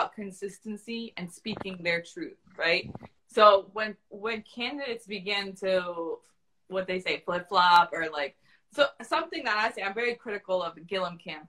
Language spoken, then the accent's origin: English; Florida, United States; also born or lived in Brooklyn, New York; I'm from Florida.